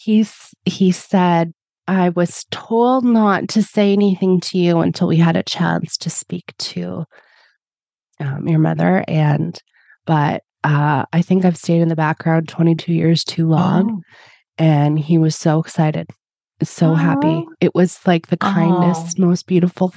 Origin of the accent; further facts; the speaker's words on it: Edmonton, Alberta, Canada; I was born in Edmonton and was here for school